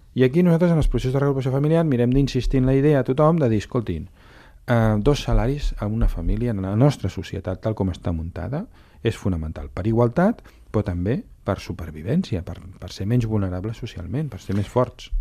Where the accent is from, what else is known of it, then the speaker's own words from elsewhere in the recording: Catalonia, Spain; com a catalans, com a ciutat catalana